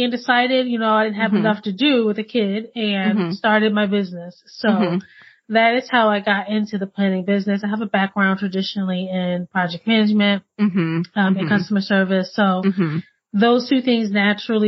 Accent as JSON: {"language": "English", "region": "Connecticut", "country": "United States", "tie": "born or raised there", "said": "born and raised in Connecticut, and I did what most Connecticut girls"}